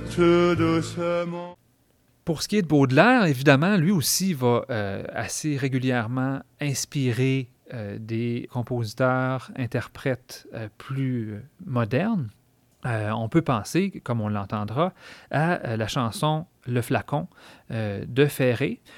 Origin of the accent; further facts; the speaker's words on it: Quebec, Canada